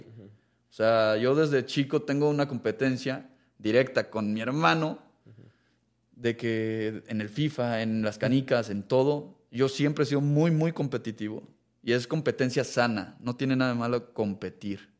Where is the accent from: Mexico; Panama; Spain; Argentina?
Mexico; yo soy mexicano